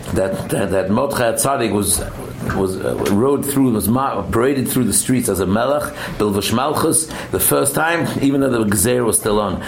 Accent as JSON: {"language": "English", "region": "England", "country": "United Kingdom", "moved": "yes", "said": "I'm from England, I remember my younger years"}